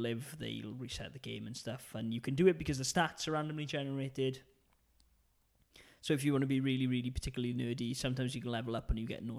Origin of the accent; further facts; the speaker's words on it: Wales, United Kingdom; accent: Welsh; it's my Welsh accent